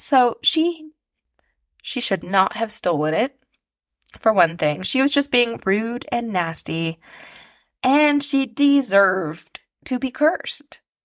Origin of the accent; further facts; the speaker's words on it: Canada; I am a Canadian author